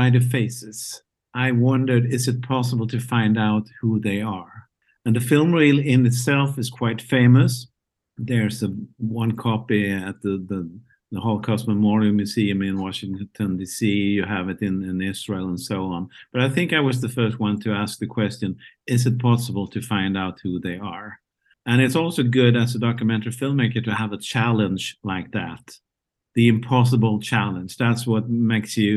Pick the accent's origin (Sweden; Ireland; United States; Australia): Sweden; Malmö, Skåne; my hometown, Malmö, Sweden